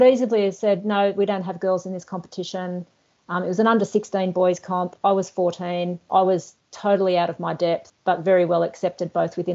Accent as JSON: {"language": "English", "town": "Newcastle", "region": "New South Wales", "country": "Australia", "tie": "born or raised there", "said": "I grew up in Newcastle"}